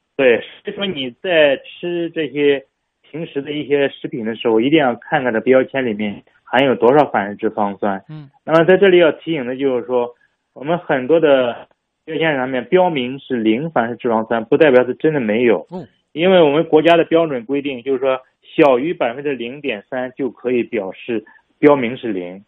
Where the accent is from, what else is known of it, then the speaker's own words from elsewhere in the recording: China; 我们中国人